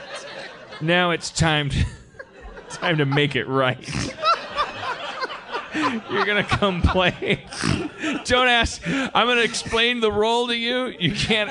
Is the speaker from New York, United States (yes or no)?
no; Milwaukee, Wisconsin, United States; moved away; I grew up in Milwaukee in the 70s.